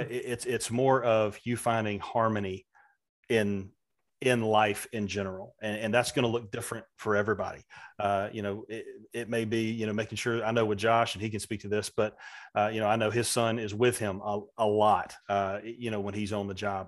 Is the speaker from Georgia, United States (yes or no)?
yes; Valdosta, Georgia, United States; a kid growing up in Valdosta, Georgia in the mid-eighties